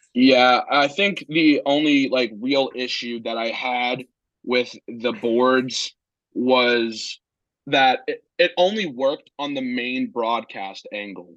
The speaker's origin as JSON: {"language": "English", "region": "Northern Virginia", "country": "United States", "tie": "born or raised there", "moved": "as an adult", "lives_now": "Blacksburg, United States", "said": "I'm originally from Northern Virginia, but my mom is from Pittsburgh, so I'm a Penguins fan"}